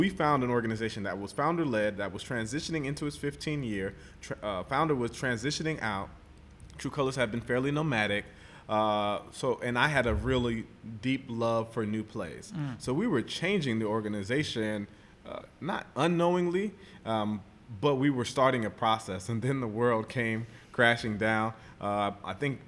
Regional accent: Florida, United States; moved away as an adult; also born or lived in U.S. Virgin Islands / Minneapolis; now in Atlanta, United States; I'm from the Virgin Islands, but I was raised in Florida

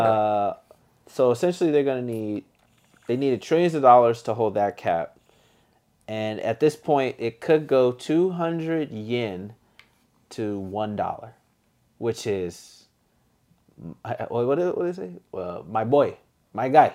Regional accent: United States; I'm American personally

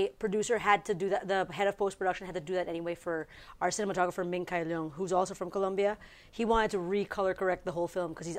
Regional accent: Philippines; I'm Filipino

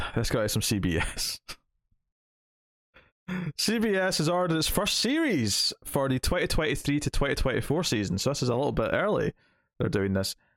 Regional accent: Scotland, United Kingdom; because I'm Scottish

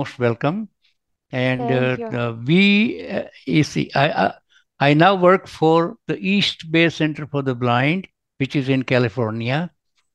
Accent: India; now in Hayward, United States; I live in the United States, but although I'm originally from India, I settled in America

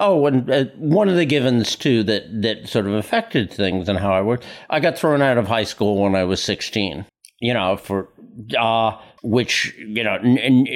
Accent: New York City, New York, United States; I was born and raised on Staten Island, one of the boroughs of New York

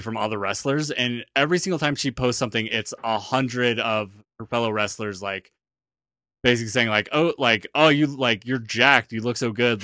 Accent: New Zealand; now I'm actually from New Zealand

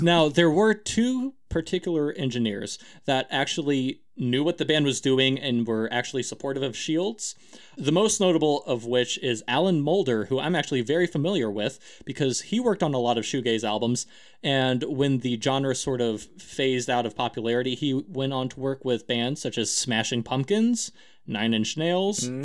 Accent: United States; I'm American

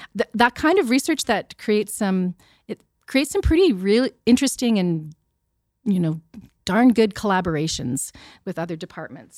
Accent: Sherwood Park, Alberta, Canada; I grew up in Sherwood Park

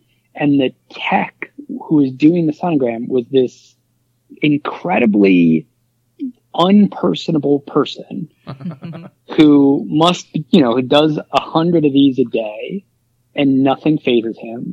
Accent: Philadelphia, Pennsylvania, United States; moved away as an adult; now in New York, United States; I was born and raised in Philly

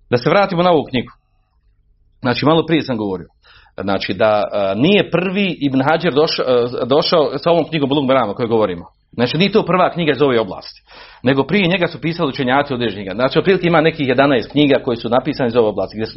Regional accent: Bosnia & Herzegovina; kod nas u Bosni

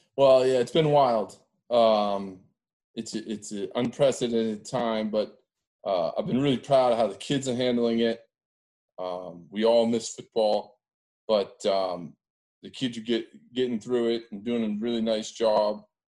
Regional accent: Andover, Massachusetts, United States; I grew up in Andover, Mass

